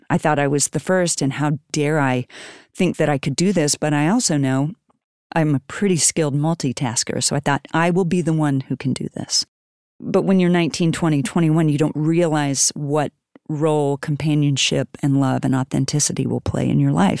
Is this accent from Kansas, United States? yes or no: yes; Wellsville, Kansas, United States; I grew up in a, a town called Wellsville, Kansas